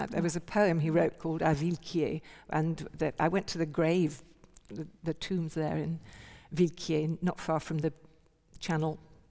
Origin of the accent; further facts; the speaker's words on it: England, United Kingdom; I wanted people not to know that I was from England when I was there.